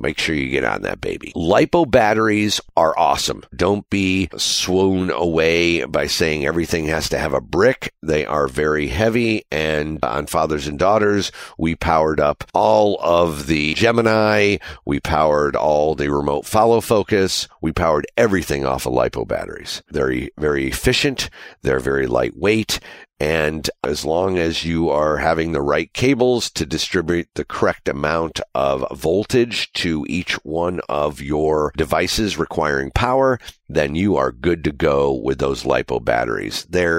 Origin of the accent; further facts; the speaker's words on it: Panama; I'm a DP from Panama, Republic of Panama.